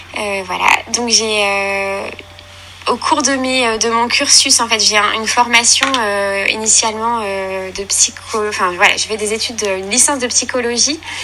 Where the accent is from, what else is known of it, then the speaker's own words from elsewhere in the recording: Caen, Normandy, France; j'habite en Normandie, voilà, je suis native voilà, de, de Caen.